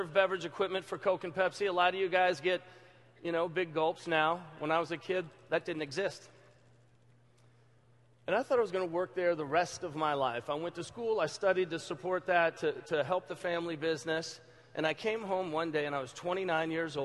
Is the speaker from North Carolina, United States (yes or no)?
no; Louisville, Kentucky, United States; I'm from Louisville, Kentucky